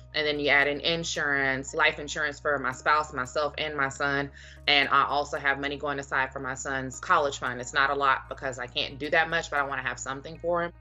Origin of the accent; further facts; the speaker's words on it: Dallas, Texas, United States; I'm from Dallas. I grew up there.